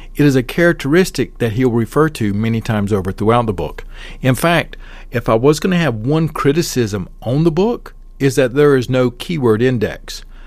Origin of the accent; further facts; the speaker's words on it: Southern, Southern United States, United States; accent: Southern; My accent is too Southern